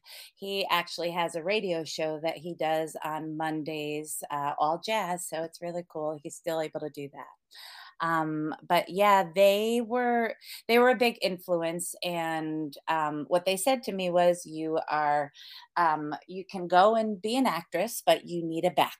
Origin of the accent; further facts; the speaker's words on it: Connecticut, United States; Here, from Connecticut.